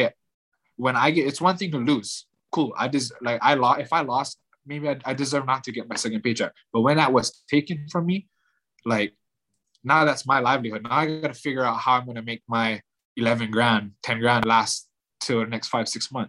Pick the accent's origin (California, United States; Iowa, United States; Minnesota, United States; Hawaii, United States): Hawaii, United States; I'm from Hawaii